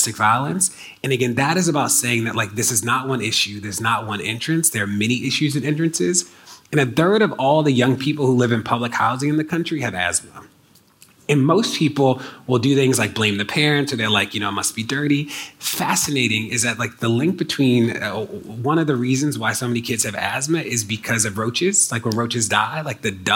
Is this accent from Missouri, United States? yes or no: no; Maryland, United States; my home state of Maryland